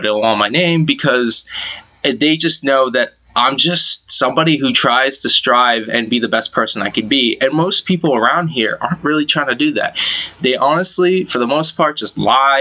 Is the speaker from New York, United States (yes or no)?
no; Massachusetts, United States; I'm from Mass